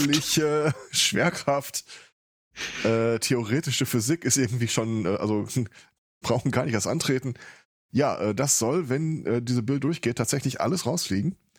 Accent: Ruhr area, North Rhine-Westphalia, Germany; Ich komme aus dem Ruhrpott. Also das ist nochmal eine Schippe obendrauf.

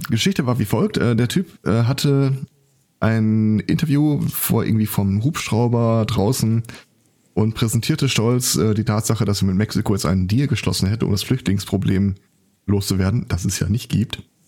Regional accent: home town covered by the Westfalenpost, North Rhine-Westphalia, Germany; meine Heimatstadt

